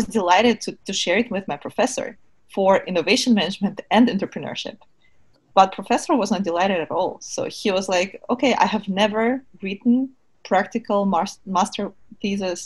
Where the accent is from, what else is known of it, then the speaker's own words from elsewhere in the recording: Kyiv, Ukraine; moved away as an adult; also born or lived in Germany; now in United States; I was born and raised in Kiev